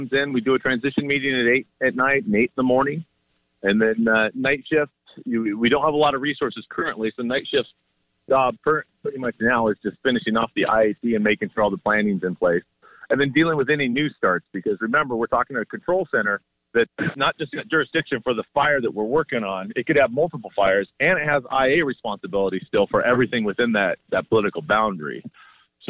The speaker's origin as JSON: {"language": "English", "country": "United States", "said": "me as an American"}